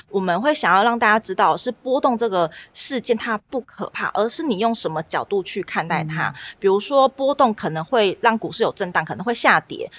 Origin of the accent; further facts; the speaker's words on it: Tainan, Taiwan; 南就是我是台南人，所以我们对在我们家附近那边有找到一个不错的台南地点